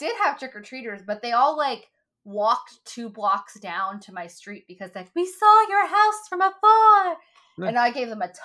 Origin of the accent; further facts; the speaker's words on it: the Bible Belt, United States; growing up in the Bible Belt